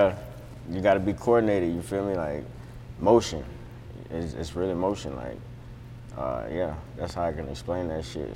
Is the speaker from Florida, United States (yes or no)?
yes; Kissimmee, Florida, United States; moved away; also born or lived in New York; I moved away from there at 6, and I was raised in Florida